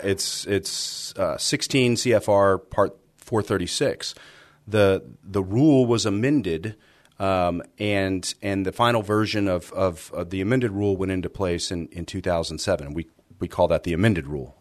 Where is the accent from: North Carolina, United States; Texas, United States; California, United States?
Texas, United States; San Antonio; I grew up here in San Antonio